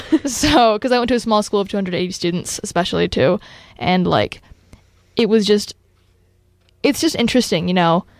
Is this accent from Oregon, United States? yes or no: yes; Bend, Oregon, United States; I was born and raised in Bend. I've lived here my entire life